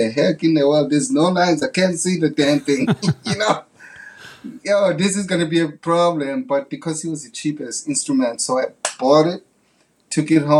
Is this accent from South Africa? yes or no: yes; South Africa; English is a second language; moved away as an adult; as a kid growing up in South Africa